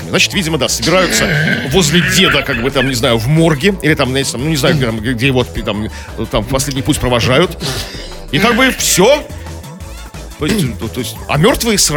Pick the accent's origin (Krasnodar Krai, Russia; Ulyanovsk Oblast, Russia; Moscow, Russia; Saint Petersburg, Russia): Saint Petersburg, Russia; Мы из Петербурга, да, мы были в Нижнем городе, прекрасный город.